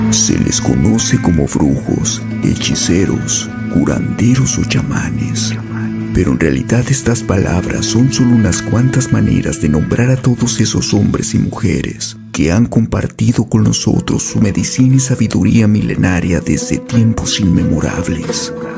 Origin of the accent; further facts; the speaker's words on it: Mexico; yo vengo desde México